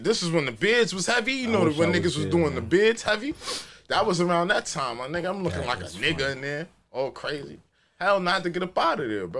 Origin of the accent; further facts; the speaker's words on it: New York, United States; Yo, I'm from New York.